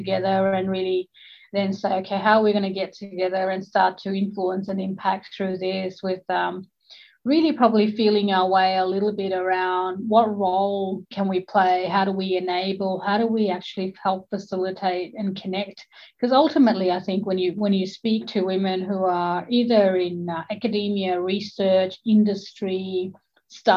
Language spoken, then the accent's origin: English; Australia